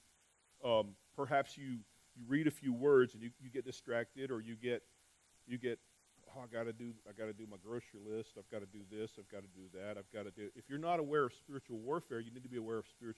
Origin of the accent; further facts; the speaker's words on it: New Mexico, United States; moved away; I'm from New Mexico